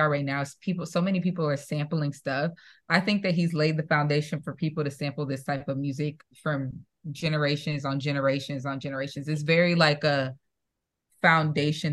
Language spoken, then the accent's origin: English; Midwest, United States; I'm from the Midwest